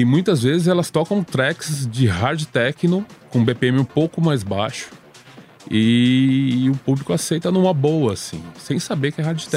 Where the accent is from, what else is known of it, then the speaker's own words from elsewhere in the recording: Itatiba, São Paulo, Brazil; eu sou do interior de São Paulo, pouca gente sabe isso, mas eu não, não moro em São Paulo. Eu moro a 80 quilômetros de São Paulo.